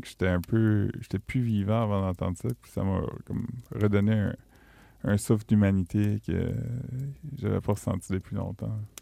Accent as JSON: {"language": "French", "region": "northwest New Brunswick", "country": "Canada", "said": "je viens du nord-ouest du Nouveau-Brunswick, qui est comme assez proche euh, culturellement et géographiquement du bas du fleuve"}